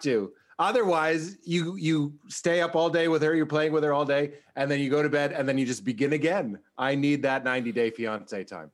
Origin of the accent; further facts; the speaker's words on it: Boston, Massachusetts, United States; I'm from Boston.